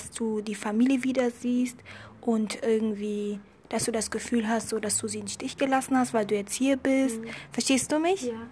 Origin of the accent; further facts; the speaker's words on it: Germany; also born or lived in Ethiopia; ich bin in Äthiopien geboren